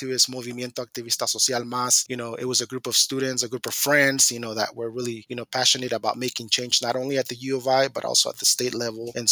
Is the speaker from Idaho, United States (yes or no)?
yes; Mountain Home, Idaho, United States; now in Moscow, United States; So for so for me, it was like really, you know, difficult, you know, being a being away from my hometown. Mount Home is about seven hours away. Coming into Moscow